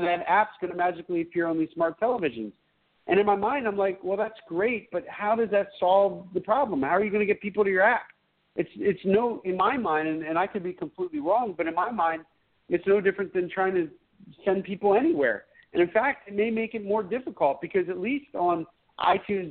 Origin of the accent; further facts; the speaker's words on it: Pennsylvania, United States; moved away; I'm from Pennsylvania originally